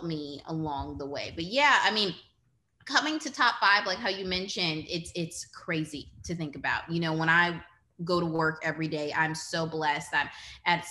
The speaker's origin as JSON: {"language": "English", "town": "New Orleans", "region": "Louisiana", "country": "United States", "tie": "born or raised there", "said": "growing up in New Orleans on the West Bank"}